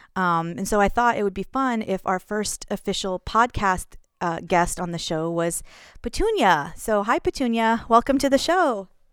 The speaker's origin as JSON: {"language": "English", "town": "Houston", "region": "Texas", "country": "United States", "also_born_or_lived": "northern Minnesota", "moved": "as an adult", "lives_now": "Minnesota, United States", "said": "I'm from Houston"}